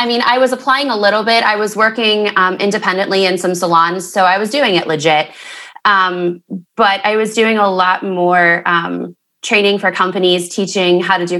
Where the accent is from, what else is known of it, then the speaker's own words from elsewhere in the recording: Mount Pleasant, Pennsylvania, United States; Yes, I was born in Mount Pleasant. I thought I would be living in Miami by now, but I'm still in Mount Pleasant.